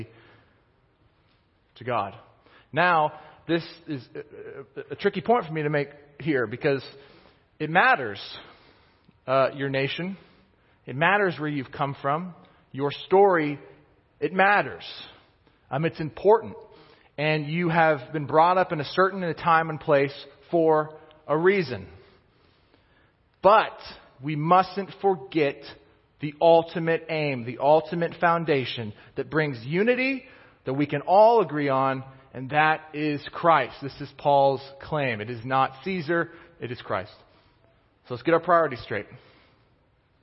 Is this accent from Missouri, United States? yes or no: yes; Kansas City, Missouri, United States; I grew up in Kansas City, but my parents, my dad, he grew up in Pittsburgh